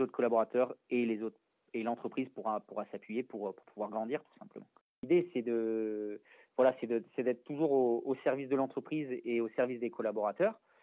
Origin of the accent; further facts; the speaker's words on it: Valence, Auvergne-Rhône-Alpes, France; je suis né à Valence euh, dans la Drôme